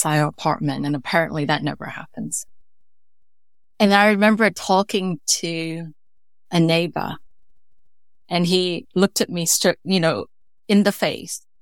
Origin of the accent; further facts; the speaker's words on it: Atlanta, Georgia, United States; moved away as an adult; also born or lived in Taipei, Taiwan; now in United Kingdom; So I hail from Taiwan and moved to the States when I was young. So I grew up in Atlanta, Georgia.